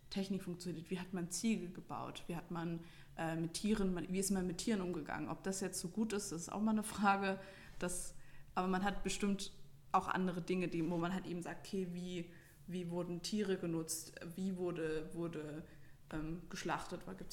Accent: Bavaria, Germany; Weil, also ich komme ja aus Franken, das heißt für mich, ähm, wenn ich jetzt irgendwie, keine Ahnung, eine, ein Fürther Haus sehe, dann, ah ja, das ist in der Nähe von mir.

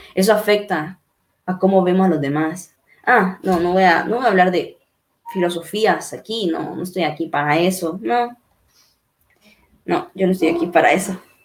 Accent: Honduras; mi Honduras está saliendo adelante

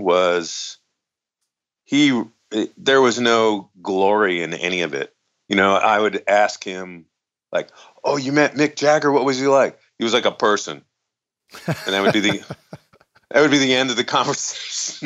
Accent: New Jersey, United States; I grew up in New Jersey

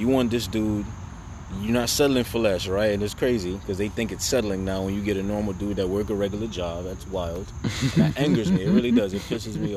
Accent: New York City, New York, United States; I'm from Brooklyn

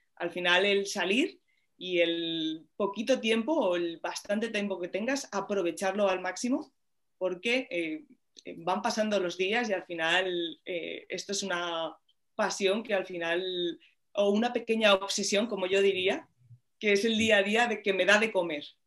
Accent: Madrid, Community of Madrid, Spain; cuando era muy pequeñita, aquí en el retiro al lado, que, que lo tengo, bueno, vivo aquí

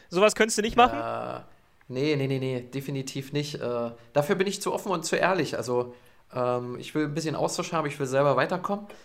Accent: Saxony-Anhalt, Germany; now in Berlin, Germany; dort, wo ich herkomme, aus Sachsen-Anhalt, äh, da kriegt man das gar nicht mit.

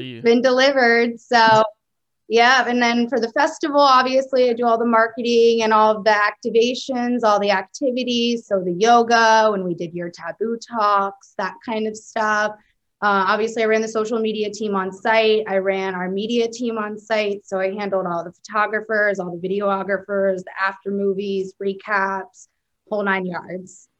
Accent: Maryland, United States; moved away as an adult; now in Oklahoma City, United States; I'm from the East Coast. I'm from Maryland

